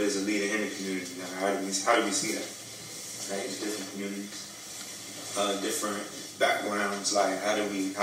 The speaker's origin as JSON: {"language": "English", "town": "Washington", "region": "District of Columbia", "country": "United States", "also_born_or_lived": "Prince George's County, Maryland", "moved": "yes", "said": "from PG County, originally"}